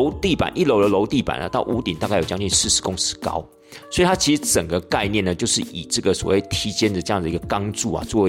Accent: Tainan, Taiwan; 因为其实我们台南人对这个运河看来看去不就不就是那个样子吗？

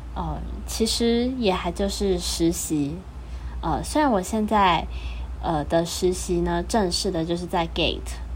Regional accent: Taichung, Taiwan; 冰壶大专杯这次是在我的家乡台中举办

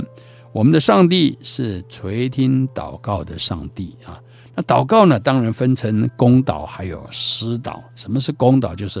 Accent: China; 所以古代我们中国人在遇到困难的时候说“苍天呐，天呐”

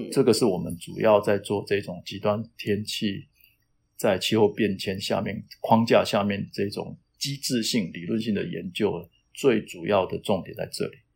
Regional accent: Taitung, Taitung County, Taiwan; moved away as an adult; also born or lived in Taoyuan, Taiwan; now in United States; 我老家是在台东嘛，我就在想，我想回台东去当老师

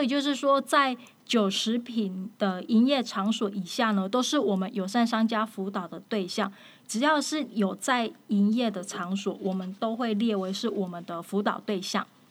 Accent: Taiwan; 我们台湾这边

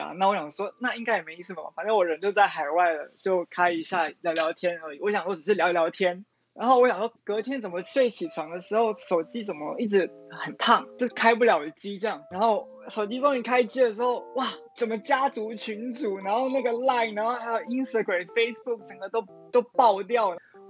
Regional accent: Taiwan; moved away as an adult; now in Japan; 我生在台湾，我来自台湾，我就是宣扬台湾，我是台湾人，

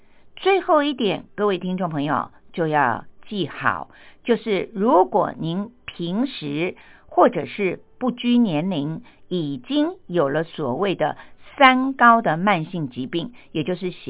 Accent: Taiwan; 像我们台湾人呢，就特别的喜欢吃姜母鸭

